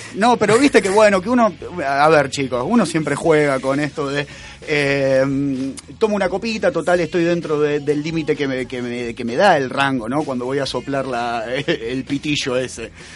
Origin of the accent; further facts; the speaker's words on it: Rosario, Santa Fe, Argentina; somos de Rosario y queremos a la cultura de acá